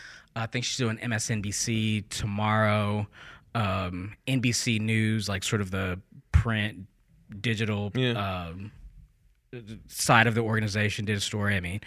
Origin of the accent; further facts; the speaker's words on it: St. Louis, Missouri, United States; You know, I'm originally from St. Louis in the state of Missouri.